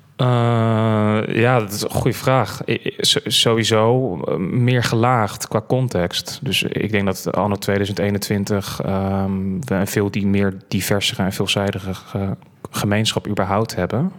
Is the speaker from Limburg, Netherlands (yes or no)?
no; Krimpen aan den IJssel, South Holland, Netherlands; Ik kom van origine uit Krimp aan de IJssel. geboren getogen in Molukse wijk, Krimp aan de IJssel.